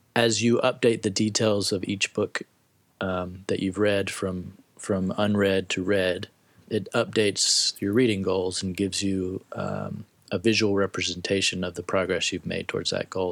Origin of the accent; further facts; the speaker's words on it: Tennessee, United States; moved away as an adult; I'm originally from Tennessee